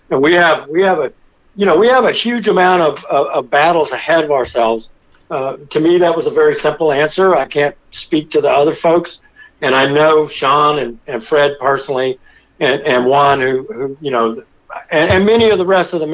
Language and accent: English; France; born there; I'm not, I'm not a Native American. I was, I was born in France. My mother's French